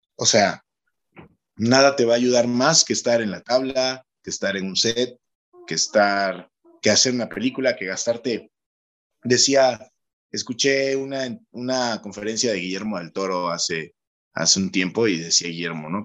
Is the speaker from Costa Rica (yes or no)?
no; Chacaltianguis, Veracruz, Mexico; el pueblo donde filmamos Hierbamala es, es la zona de donde yo soy originario